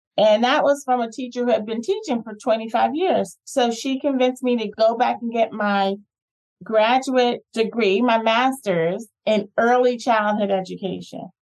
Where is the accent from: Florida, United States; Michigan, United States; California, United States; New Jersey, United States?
New Jersey, United States; moved away as an adult; also born or lived in Atlanta, Georgia; I grew up in New Jersey, went to high school in New Jersey